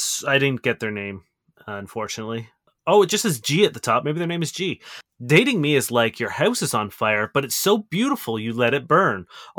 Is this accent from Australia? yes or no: no; Brazil; English is a second language; I'm from Brazil.